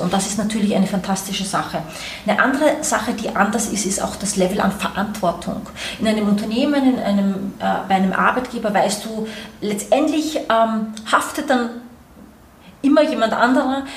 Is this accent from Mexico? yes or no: no; Austria; also born or lived in New York, United States; now in Berlin, Germany; ich komme ursprünglich aus Österreich, bin das Kind eines Österreichers, einer Brasilianerin, habe lange Zeit dementsprechend in Österreich gelebt